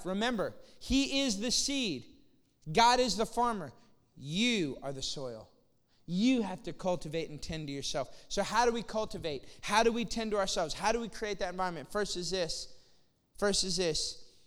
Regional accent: Austin, Texas, United States; moved away as an adult; also born or lived in Lafayette, Louisiana; now in McKinney, United States; I'm from Austin.

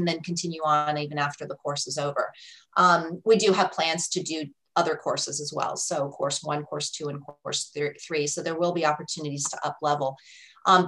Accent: Colorado, United States; I'm from Colorado

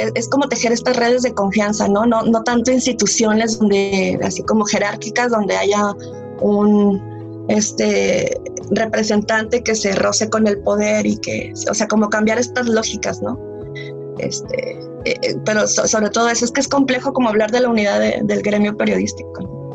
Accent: Mexico; moved away; estar de nuevo acá en mi país

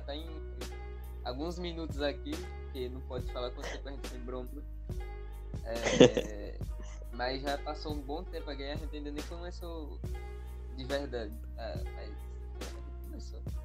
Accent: Rio de Janeiro, Brazil; eu nasci em Copacabana

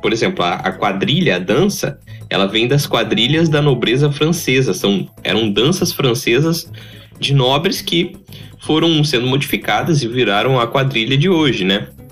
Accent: interior of São Paulo, Brazil; Nós somos caipiras mesmo. A gente veio do interior de São Paulo

